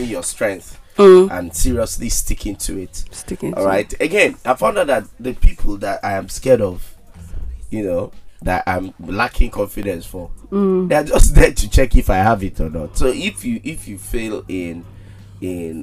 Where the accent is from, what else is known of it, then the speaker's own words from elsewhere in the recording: Enugu, Enugu State, Nigeria; One good thing about growing up in Enugu is that we have time.